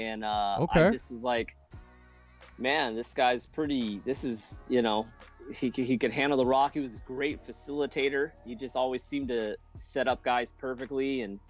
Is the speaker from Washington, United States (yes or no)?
yes; Seattle, Washington, United States; moved away; I grew up in Ballard